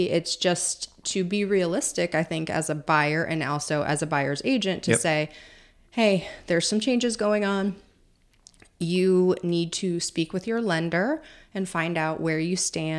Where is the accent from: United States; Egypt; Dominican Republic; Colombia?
United States; Illinois; Yeah, I think I grew up like outside of Chicago, and I was talking to my sister about this because she still lives there.